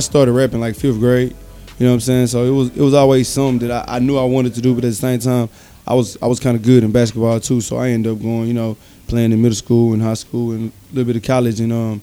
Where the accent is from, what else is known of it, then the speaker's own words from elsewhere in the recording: Houston, Texas, United States; also born or lived in Longview, Texas; I was born and raised in Houston